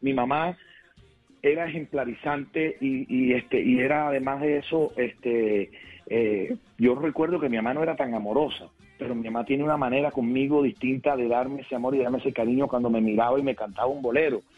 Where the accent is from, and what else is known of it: Cartagena, Bolívar, Colombia; born or raised there